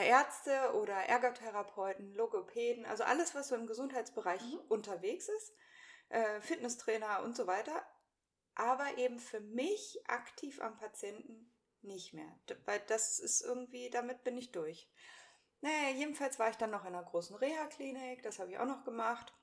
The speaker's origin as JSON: {"language": "German", "town": "Hanover", "region": "Lower Saxony", "country": "Germany", "tie": "born or raised there", "also_born_or_lived": "Hamburg / Braunschweig", "moved": "as an adult", "lives_now": "Cremlingen, Germany", "said": "bin in Hannover geboren und aufgewachsen, bin da zur Schule gegangen"}